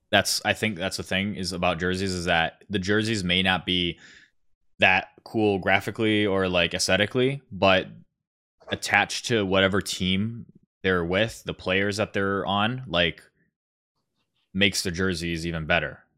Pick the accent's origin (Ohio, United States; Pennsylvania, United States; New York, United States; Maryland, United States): Ohio, United States; Columbus; I'm from Columbus.